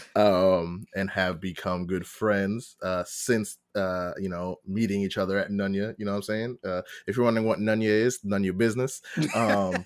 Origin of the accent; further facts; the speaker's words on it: Long Island, New York, United States; born and raised in Long Island in New York